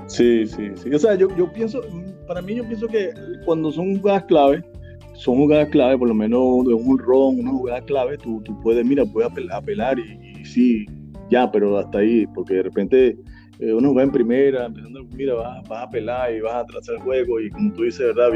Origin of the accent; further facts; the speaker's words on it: Suapire, Miranda, Venezuela; also born or lived in Santa Teresa del Tuy; Suapire es mi pueblito donde yo me crié, el cual, el cual vive mi padre y bueno, yo, pero yo nací en Santa Teresa del Tuyo